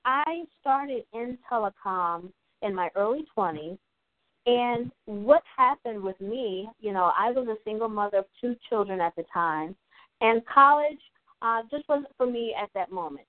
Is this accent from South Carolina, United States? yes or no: no; Eastern Shore of Maryland, United States; I'm also from the Eastern Shore of Maryland, and I remember growing up in an underserved area.